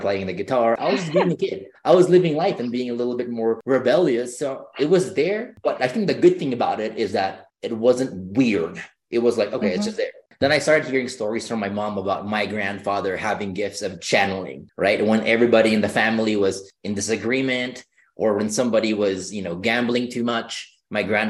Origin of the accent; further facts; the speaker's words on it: Philippines; moved away; growing up, I grew up in the Philippines